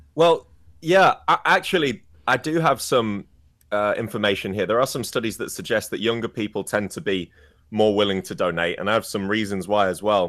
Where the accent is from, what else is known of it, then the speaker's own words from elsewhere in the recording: England, United Kingdom; I wasn't brought up in Wales, I was brought up in England